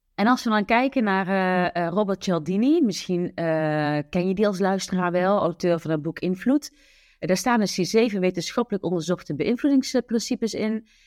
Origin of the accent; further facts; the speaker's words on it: southern Netherlands, Netherlands; accent: zachte G (soft G, southern Dutch); Ik woon samen met mijn dochter Julia in het zuiden van het land